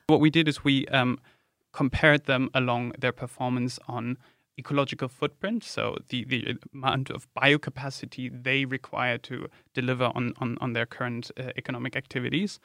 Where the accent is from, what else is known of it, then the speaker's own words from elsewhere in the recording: Germany; moved away; my home country, Germany